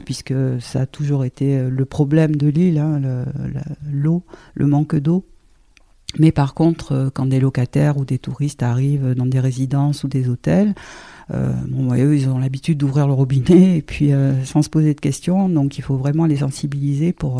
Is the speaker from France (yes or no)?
yes; Toulon, Provence-Alpes-Côte d'Azur, France; also born or lived in Marseille / Paris region; now in Île du Levant, France; je suis toulonnaise. Je suis née à Toulon, j'ai fait toutes mes études à Toulon